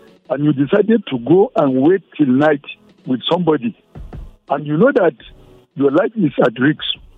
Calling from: Jos, Plateau, Nigeria; I'm calling you from Jos.

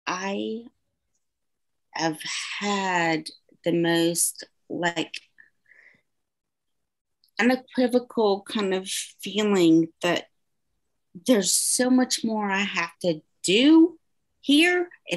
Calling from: Decatur, Georgia, United States; Decatur, Georgia.

